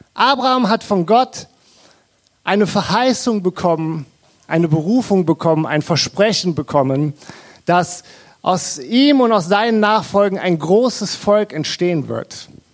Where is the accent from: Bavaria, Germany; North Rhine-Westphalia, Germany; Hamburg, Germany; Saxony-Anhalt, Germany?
North Rhine-Westphalia, Germany; Krefeld; Wir kommen aus Krefeld